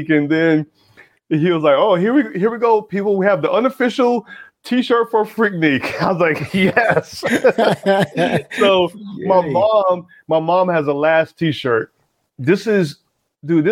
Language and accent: English; the South, United States; moved away; also born or lived in Atlanta / Philadelphia; I grew up in the South